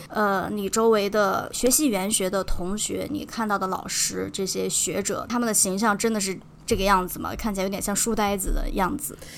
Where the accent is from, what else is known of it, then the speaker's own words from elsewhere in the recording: northern China, China; 作为北方人，其实咱们的方言更多的还是跟普通话比较相近的